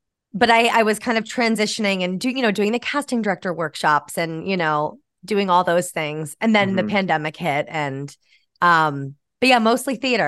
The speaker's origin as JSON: {"language": "English", "region": "New York", "country": "United States", "tie": "born or raised there", "moved": "as an adult", "lives_now": "New York City, United States", "said": "Yeah, I'm from New York. Yeah. Born and raised upstate New York near Albany. And then, I moved down to the city, you know, to be an actor and do all that."}